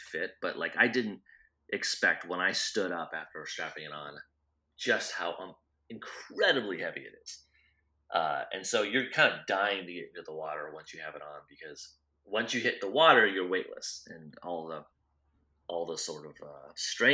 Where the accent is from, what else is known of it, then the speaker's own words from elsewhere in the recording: Iowa, United States; I grew up in Iowa